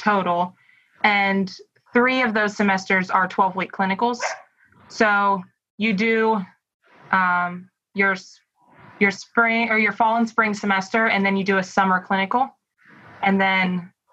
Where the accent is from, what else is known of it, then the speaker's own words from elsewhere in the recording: Timberville, Virginia, United States; also born or lived in Harrisonburg, Virginia; I grew up, as we kind of mentioned, in Timberville, which is a small town in Shenandoah Valley of Virginia